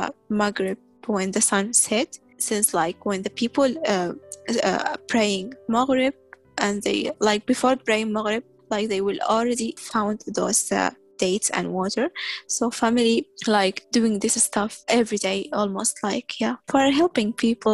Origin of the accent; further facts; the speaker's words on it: Tripoli, Tripoli District, Libya; also born or lived in Sudan; now in St. John's, Canada; I'm from Sudan, but I was born and raised in Libya, Tripoli